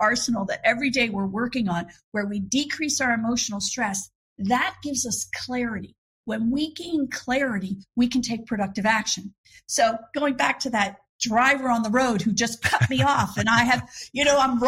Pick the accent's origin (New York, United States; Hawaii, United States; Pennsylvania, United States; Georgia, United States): Pennsylvania, United States; Philadelphia; moved away; I'm originally from Philadelphia.